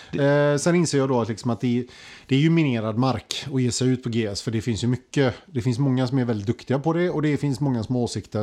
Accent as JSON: {"language": "Swedish", "country": "Sweden"}